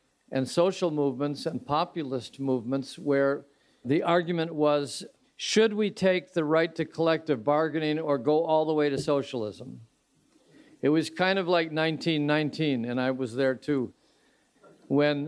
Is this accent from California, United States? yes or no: no; Royal Oak or Hamtramck, Michigan, United States; my hometown of Royal Oak or Hamtramck